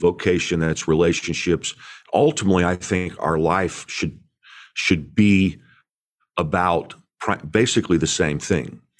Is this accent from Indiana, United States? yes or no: yes; Indiana, United States; I grew up in Indiana